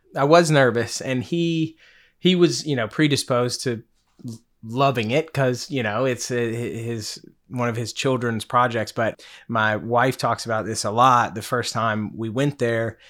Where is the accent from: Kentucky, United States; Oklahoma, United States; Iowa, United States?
Kentucky, United States; Henderson; now in Charleston, United States; I'm from Henderson, Kentucky. So it's in the western part of Kentucky.